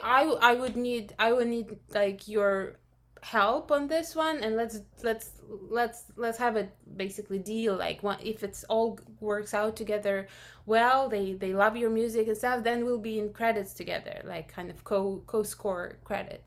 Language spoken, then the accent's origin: English; Russia; moved away; I'm originally from Russia